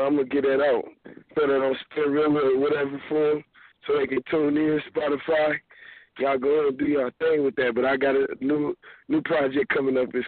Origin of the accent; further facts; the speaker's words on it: Muskegon, Michigan, United States; It's …. I'm from Muskegon, Michigan.